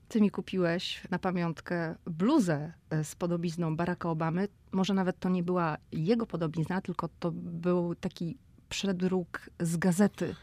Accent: Szczecin, West Pomeranian Voivodeship, Poland; my jesteśmy oboje ze Szczecina

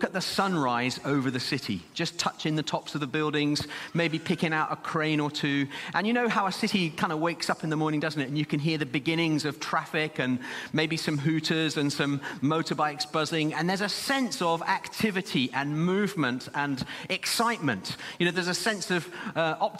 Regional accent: Zimbabwe; now in Birmingham, United Kingdom; young lad growing up in Zimbabwe, we lived quite some way out of the city

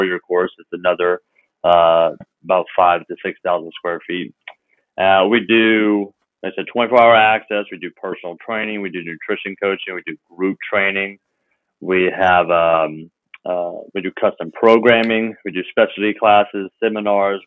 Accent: Memphis, Tennessee, United States; I came back to my hometown of Memphis

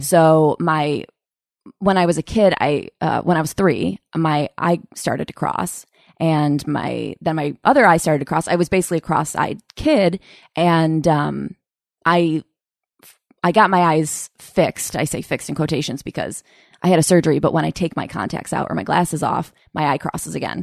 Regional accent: Utica, New York, United States; moved away; I'm from Utica, outside of Utica, New York

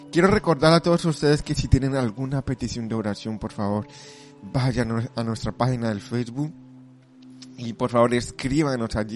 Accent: Colombia; now in Spain; aunque yo soy de Colombia, vivo muchos años aquí en España y bueno, también soy colombiano, pero también me siento español

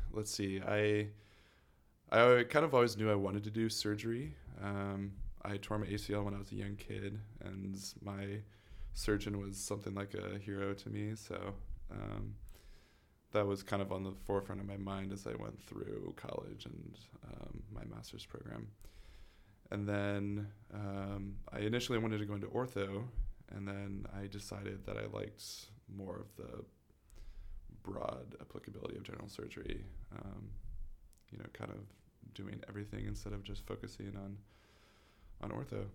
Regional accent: St. Louis, Missouri, United States; moved away as an adult; now in Chicago, United States; I was born and raised in Saint Louis

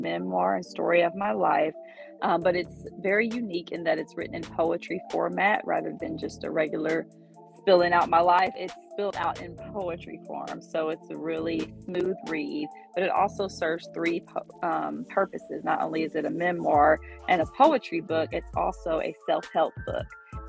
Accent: Ohio, United States; now in Atlanta, United States; From Ohio originally, but I have lived everywhere for like 2 years or less at a time. But now I always say I'm from Atlanta because I've been here since 2009

